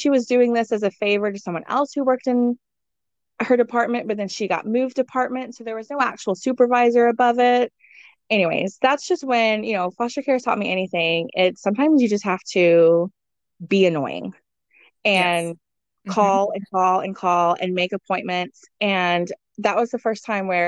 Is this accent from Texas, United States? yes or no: yes; Texas, United States; moved away as an adult; my hometown in Texas.